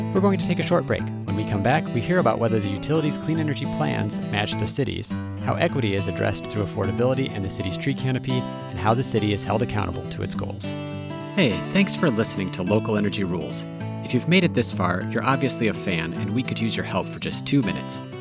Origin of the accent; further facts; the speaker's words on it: Minneapolis, Minnesota, United States; I'm from Minneapolis, so our limitation on non car transportation is that, of course, you got snow